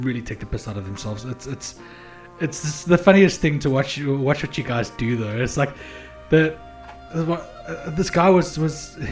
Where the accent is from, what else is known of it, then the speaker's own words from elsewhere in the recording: South Africa; I'm South African, and it's very, you know, most phones don't understand our accents very well.